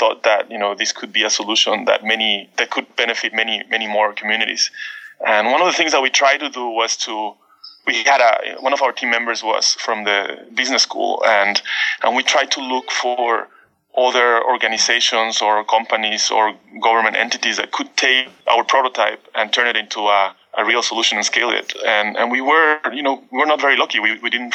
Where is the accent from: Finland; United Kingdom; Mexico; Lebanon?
Mexico; Baja California peninsula; moved away; I come from the Baja California Peninsula, the northwest of Mexico.